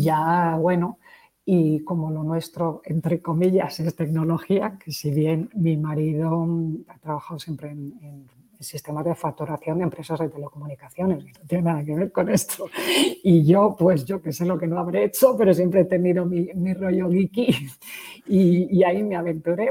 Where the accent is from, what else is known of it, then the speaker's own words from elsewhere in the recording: Madrid, Community of Madrid, Spain; moved away as an adult; also born or lived in Poland / Czech Republic / Portugal / Belgium; vengo de Madrid, aunque he dado muchas, muchas vueltas